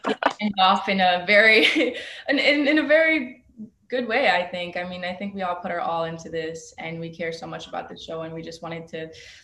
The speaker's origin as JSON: {"language": "English", "town": "Philadelphia", "region": "Pennsylvania", "country": "United States", "said": "I'm from Philly. I was raised by my single mom"}